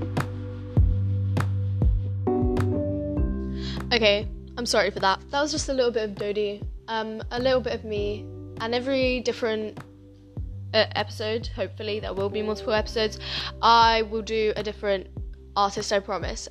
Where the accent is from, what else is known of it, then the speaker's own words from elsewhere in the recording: London, United Kingdom; also born or lived in Poland; I moved here, and I've been living here like my whole life